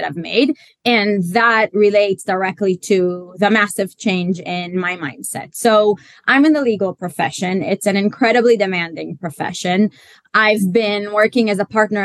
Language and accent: English; Israel; now in London, United Kingdom; I am Israeli, but based in London